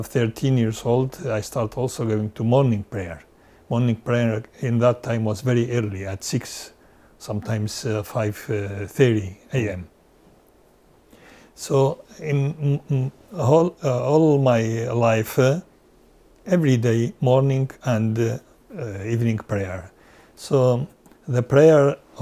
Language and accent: English; Alqosh, Nineveh, Iraq; moved away as an adult; now in Australia; I was born in Al Qosh and raised in that village